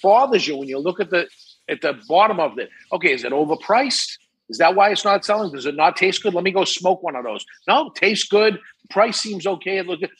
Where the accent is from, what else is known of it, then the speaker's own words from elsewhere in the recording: Massachusetts, United States; because I came from Massachusetts before in a different state and moved up here.